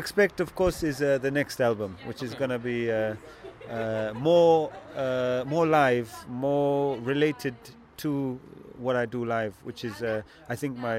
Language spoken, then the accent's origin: English; Zambia; also born or lived in Tanzania; I grew up in Zambia and Tanzania.